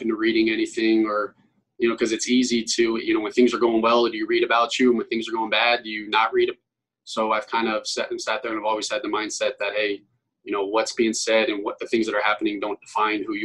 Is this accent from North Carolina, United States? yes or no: no; Broward County, South Florida, United States; moved away; I'm obviously from Broward County.